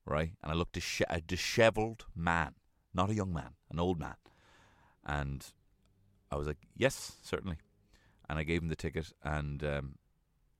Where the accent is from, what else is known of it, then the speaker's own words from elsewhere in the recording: Ireland; we as Irish people